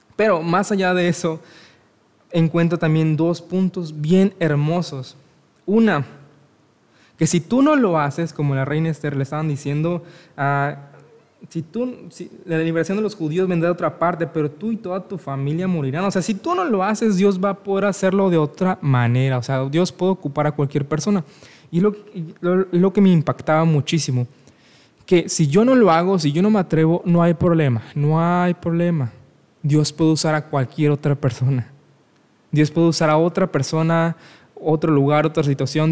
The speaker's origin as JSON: {"language": "Spanish", "country": "Mexico", "said": "soy de México"}